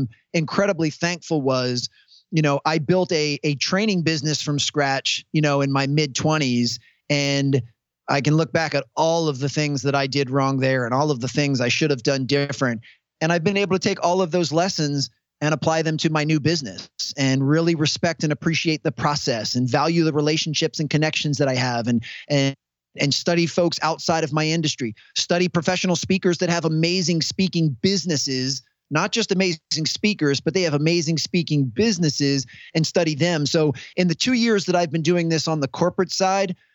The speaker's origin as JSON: {"language": "English", "country": "United States", "said": "I come from the United States"}